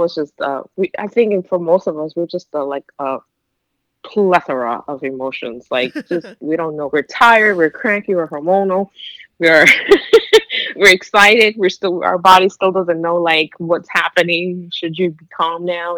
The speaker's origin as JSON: {"language": "English", "region": "New York", "country": "United States", "said": "I'm from New York"}